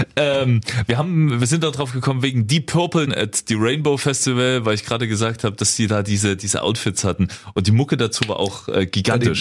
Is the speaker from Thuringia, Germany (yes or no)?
no; Saxony, Germany; ich kann's als äh, Sachse auch mal dazu sagen